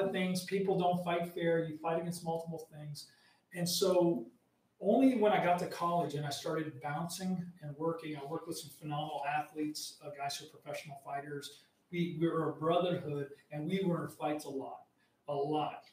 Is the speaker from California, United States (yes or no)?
no; Arizona, United States; I grew up in the Mexican border, right. Arizona